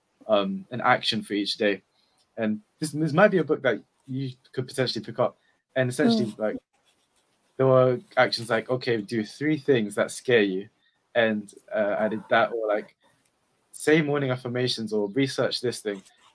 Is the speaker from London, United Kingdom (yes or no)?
yes; London, United Kingdom; I'm from East London